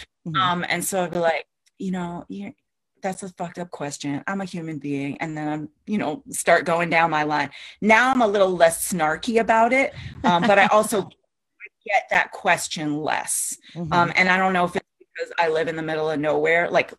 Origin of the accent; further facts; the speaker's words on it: New York City, New York, United States; cause I'm from New York City. I look a little bit different